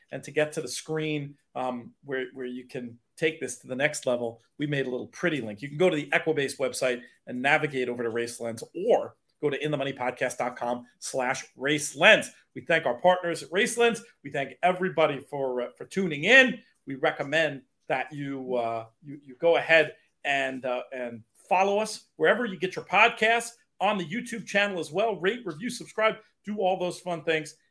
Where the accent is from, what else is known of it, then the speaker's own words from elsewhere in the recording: New York City, New York, United States; as a Brooklynite